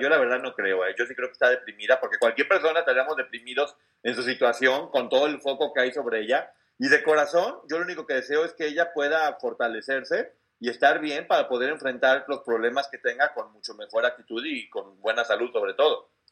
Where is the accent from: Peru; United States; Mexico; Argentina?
Mexico; como mexicano me sentí muy orgulloso